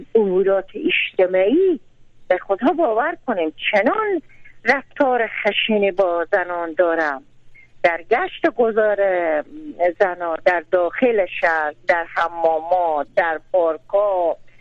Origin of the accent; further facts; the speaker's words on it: Karukh district, Herat, Afghanistan; ما در این ولسوالی کروخ چند روز پیش رفتم از این پین محله و زادگاه من